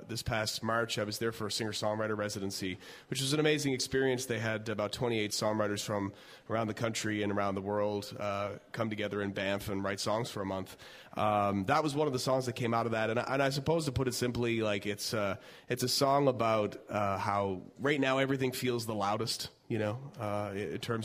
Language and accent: English; Newfoundland and Labrador, Canada; I'm from Newfoundland